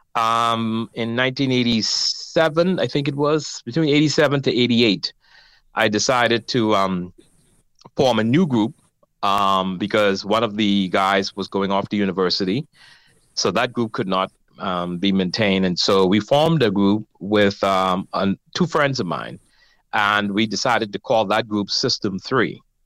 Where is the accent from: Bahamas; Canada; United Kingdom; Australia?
Bahamas; Nassau, New Providence; I grew up in Nassau